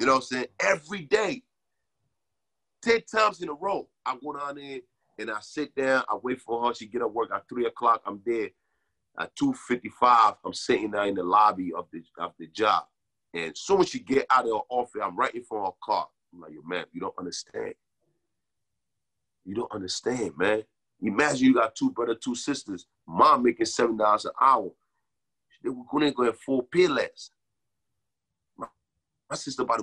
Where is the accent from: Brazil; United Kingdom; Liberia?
Liberia; now in New Jersey, United States; I'm from Liberia.